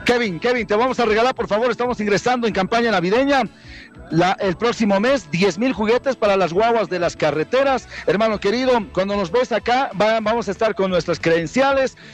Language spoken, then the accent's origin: Spanish; Chile; now in La Paz, Bolivia; Somos chilenos